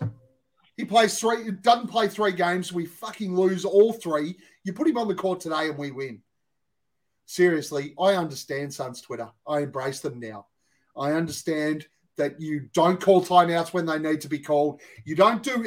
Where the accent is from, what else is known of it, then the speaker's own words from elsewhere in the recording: Australia; We're Australian.